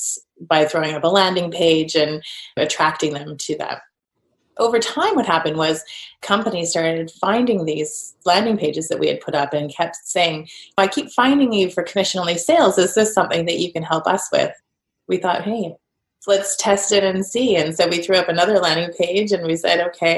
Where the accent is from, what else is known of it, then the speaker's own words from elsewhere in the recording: Canada; moved away; also born or lived in Edinburgh; So I'm Canadian